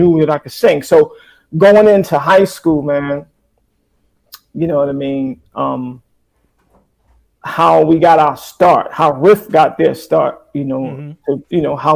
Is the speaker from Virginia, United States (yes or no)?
no; Paterson, New Jersey, United States; Growing up in Paterson, New Jersey